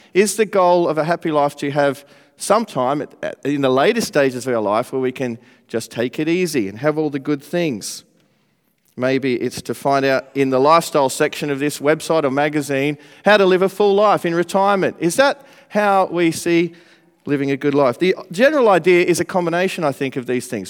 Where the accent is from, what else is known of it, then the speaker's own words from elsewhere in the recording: Australia; now in Manchester, United Kingdom; I'm, uh, from Australia. I'm not from around here, but it's good to live here now in Manchester